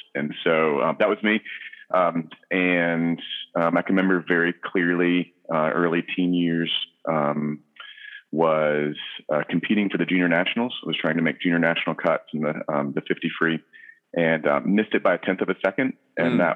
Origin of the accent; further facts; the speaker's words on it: Virginia Beach, Virginia, United States; also born or lived in Charlottesville, Virginia / Kosciuszko, Mississippi; now in Culpeper, United States; I grew up in Virginia Beach, Virginia, born and raised, beach kid